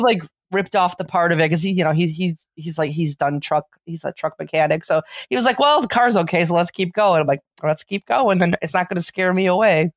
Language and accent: English; Chicago, Illinois, United States; accent: Chicago; I got my Chicago accent